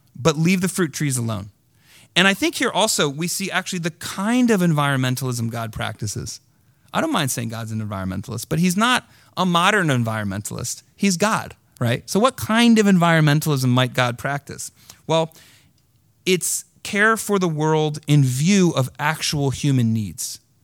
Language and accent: English; United States; I'm an American too